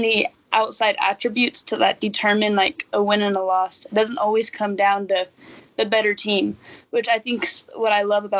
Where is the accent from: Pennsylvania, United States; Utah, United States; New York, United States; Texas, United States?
Texas, United States; Amarillo; moved away as an adult; also born or lived in Kansas; I'm from Amarillo, Texas, and currently I play soccer at Sterling College in Kansas.